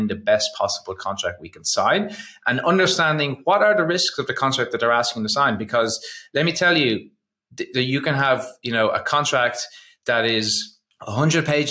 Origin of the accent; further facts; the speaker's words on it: Ireland; I'm Irish